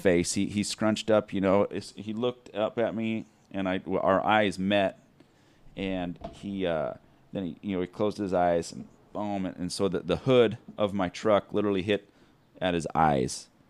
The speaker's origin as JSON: {"language": "English", "town": "Mesa", "region": "Arizona", "country": "United States", "tie": "born or raised there", "said": "I'm from here, right here, Mesa, Arizona. Born and raised"}